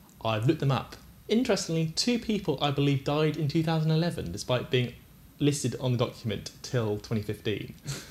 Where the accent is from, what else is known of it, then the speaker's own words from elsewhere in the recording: United Kingdom; we're British